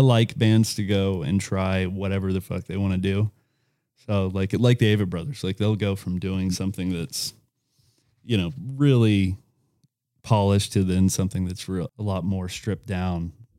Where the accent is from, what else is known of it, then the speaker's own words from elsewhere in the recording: Lawrenceville, Georgia, United States; also born or lived in Camarillo, California; See, I was born in Camarillo, California, and I moved to just north of Atlanta when I was 7. And I claim to be from Lawrenceville, Georgia.